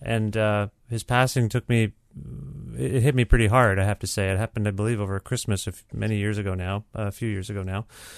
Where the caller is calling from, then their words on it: Guelph, Ontario, Canada; It's a sunny, beautiful day here in Guelph, Ontario, where I'm calling you from.